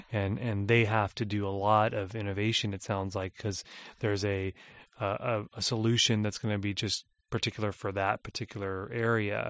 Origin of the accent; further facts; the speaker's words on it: California, United States; I grew up in California